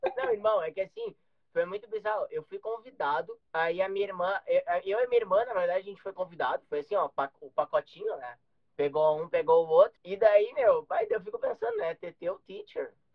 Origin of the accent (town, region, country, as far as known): Gaúcho, Rio Grande do Sul, Brazil